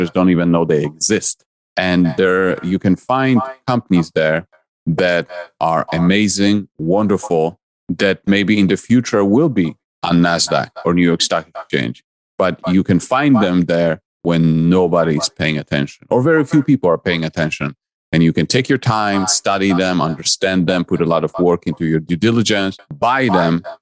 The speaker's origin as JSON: {"language": "English", "country": "Poland", "second_language": "English", "moved": "yes", "lives_now": "United States", "said": "I'm originally from Poland and I came to the US in 1996. And so my life in Poland was all about competition"}